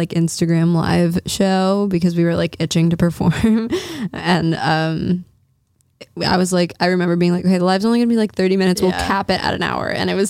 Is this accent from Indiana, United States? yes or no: no; New Orleans, Louisiana, United States; moved away; New Orleans, which is my hometown.